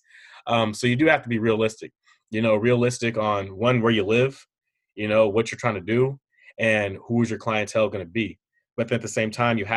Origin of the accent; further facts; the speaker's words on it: Hercules, California, United States; I'm from Hercules, California